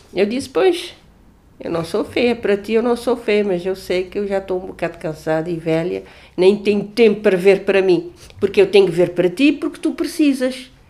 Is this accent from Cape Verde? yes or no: yes; Cape Verde; sou de Cabo Verde